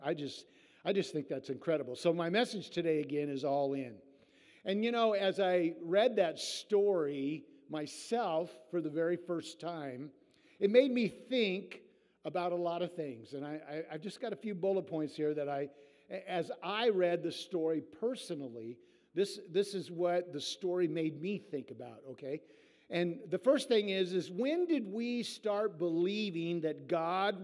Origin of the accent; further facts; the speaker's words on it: Iowa, United States; we're all from Iowa, and in southern Iowa